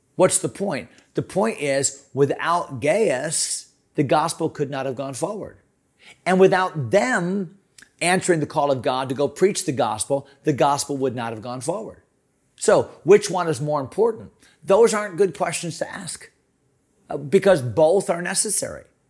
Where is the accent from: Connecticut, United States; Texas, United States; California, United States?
Connecticut, United States; now in Virginia, United States; I grew up in Connecticut